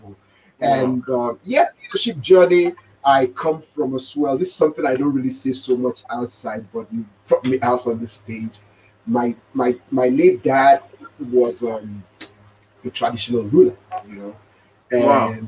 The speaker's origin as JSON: {"language": "English", "country": "Nigeria", "moved": "yes", "said": "as a Nigerian"}